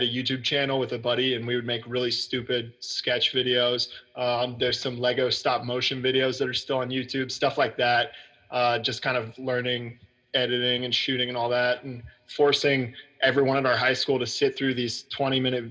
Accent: Dallas, Texas, United States; originally from Dallas, which is actually crazy. Like, so now my apartment in Dallas is like 10 minutes from my parents' house where I grew up

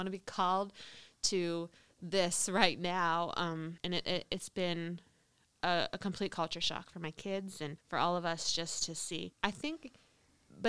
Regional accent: United States; moved away; as an American Christian

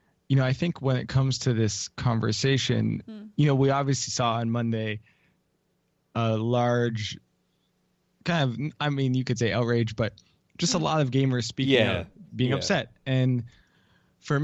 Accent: Canada; now in United States; especially in the US where I live now, I'm Canadian originally.

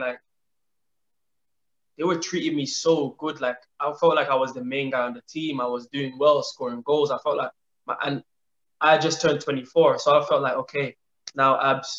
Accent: Ireland; moved away as an adult; also born or lived in London; growing up in Ireland, going to London

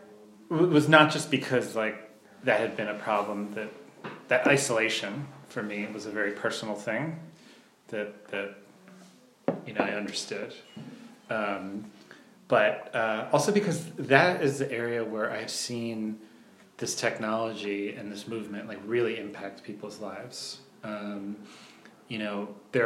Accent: southern New Jersey, United States; In New Jersey, in southern New Jersey, at the beach, in a resort town

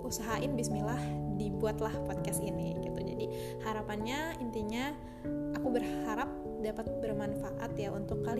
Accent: Bekasi, West Java, Indonesia; also born or lived in Jakarta; now in Banjar, Indonesia; Aku lahir di Jakarta, tinggal di Bekasi Sekolah dari TK sampai SMA itu aku di Bekasi Tapi kuliah di Jakarta

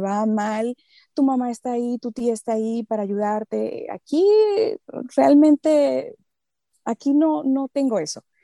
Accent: Santo Domingo, Dominican Republic; first language Spanish; moved away as an adult; now in Los Angeles, United States; nosotros los dominicanos

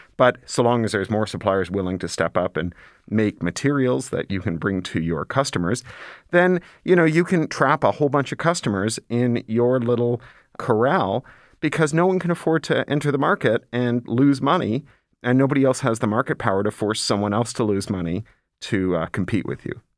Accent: Toronto, Ontario, Canada; when I was growing up in Toronto

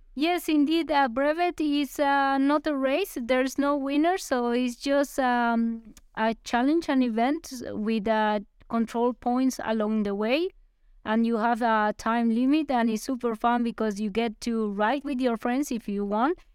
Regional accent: Armenia, Quindío, Colombia; moved away; in my hometown, in, in Armenia

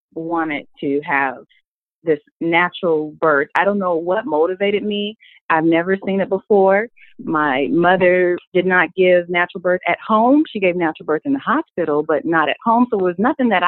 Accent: Minneapolis, Minnesota, United States; now in Atlanta, United States; I am originally from Minnesota, Minneapolis

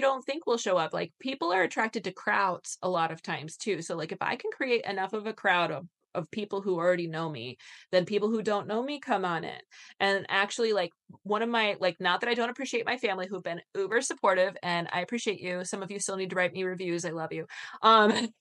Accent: Michigan, United States; I'm from Michigan

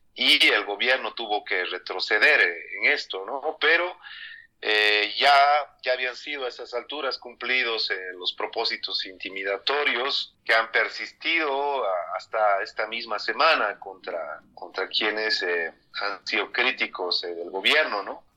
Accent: Cochabamba, Bolivia; yo soy periodista cochabambino

